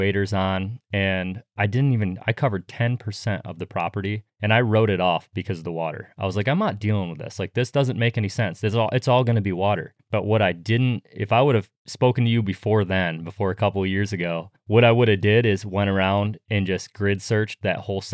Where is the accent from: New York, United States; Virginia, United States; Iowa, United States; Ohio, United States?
New York, United States; moved away; my hometown back in New York